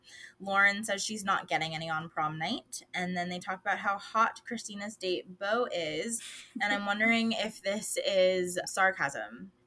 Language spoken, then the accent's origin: English; California, United States; Yeah, I got the shitty end of the stick growing up in California.